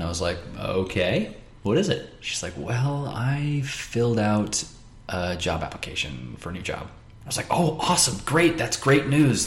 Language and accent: English; Pinesdale, Montana, United States; also born or lived in West Jordan, Utah; I was born in Utah. Um, in West Jordan, which is just west of Salt Lake. Mm-hmm. Um, and I moved to Montana when I was about two months old. Um, so I was raised in a small little town called Pinesdale